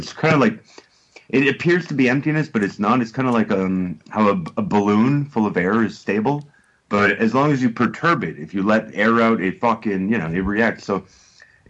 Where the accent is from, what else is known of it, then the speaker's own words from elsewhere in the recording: Montreal, Quebec, Canada; moved away as an adult; now in United Kingdom; I'm from Montreal